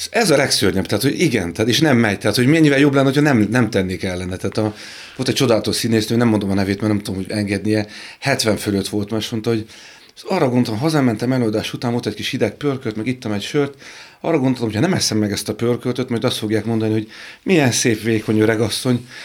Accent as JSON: {"language": "Hungarian", "region": "Budapest", "country": "Hungary", "tie": "born or raised there", "said": "Pesten laktunk, egy, egy, sőt Budán, ö, Moszkva téren"}